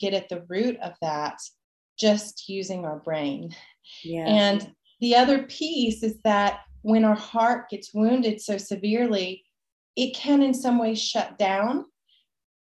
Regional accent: Nashville, Tennessee, United States; also born or lived in Puerto Vallarta, Mexico; now in Mexico; I grew up originally in Nashville, Tennessee

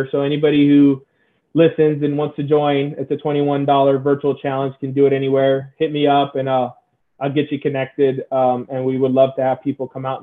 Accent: San Diego, California, United States; I'm from San Diego, so SoCal.

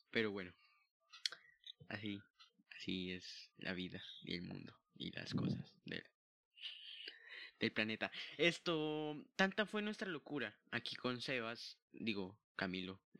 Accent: Mexico; y pues se nota que somos re mexicanos, ¿no? Güey.

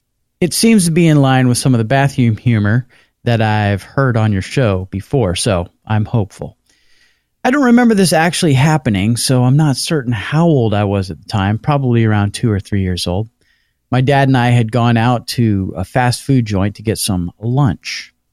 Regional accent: Toronto, Ontario, Canada; I'm from Toronto, Ontario, Canada.

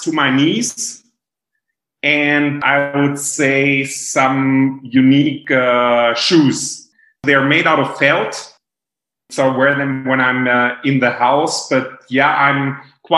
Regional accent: Germany; moved away as an adult; also born or lived in Virginia, United States / Arkansas, United States / Japan; I grew up in Germany, close to the Lake of Constance, which is in the very south of Germany.

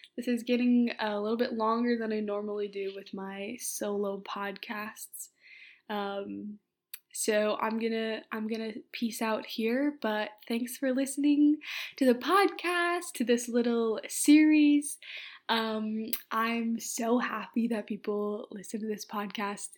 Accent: Minneapolis, Minnesota, United States; also born or lived in Oxford, United Kingdom; say Minneapolis

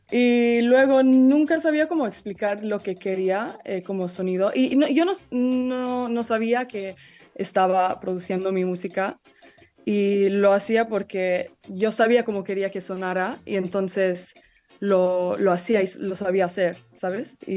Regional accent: Italy; also born or lived in London, United Kingdom; yo crecí en Italia y, y Londres y, y, tengo mucha influencia mexicana y tengo mi familia ahí

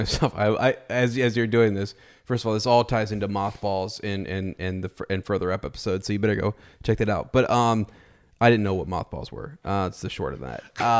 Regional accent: Mount Vernon, Ohio, United States; I love my hometown, and I love that it's changing and it's evolving and it's getting better. I really do, because it is a good town. It's a good place. I love Ohio, but Mount Vernon is, it has grown on me

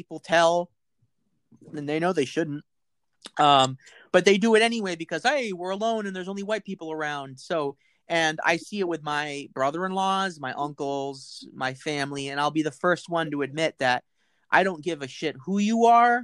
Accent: United States; as an American, my history is a history of racism and slavery in this country

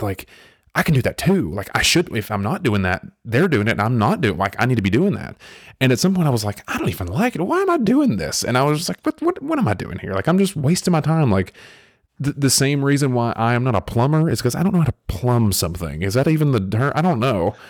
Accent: the South, United States; I was raised in the South

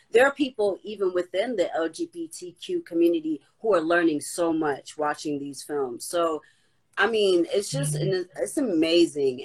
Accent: Boston, Massachusetts, United States; Boston, that's my hometown

